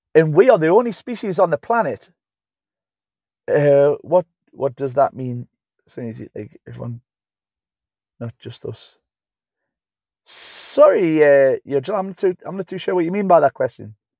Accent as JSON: {"language": "English", "town": "Newcastle upon Tyne", "region": "North East England", "country": "United Kingdom", "said": "I'm from Newcastle-upon-Tyne. That's where I'm from. Newcastle-upon-Tyne, the U K."}